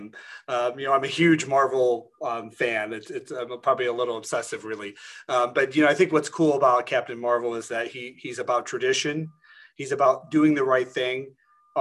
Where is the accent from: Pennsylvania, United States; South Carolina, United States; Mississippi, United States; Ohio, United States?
Pennsylvania, United States; Endless Mountains, Northern; moved away as an adult; also born or lived in Northern York County, Pennsylvania; now in York County, United States; I come from Endless Mountains. And so, that ruralness is part of my makeup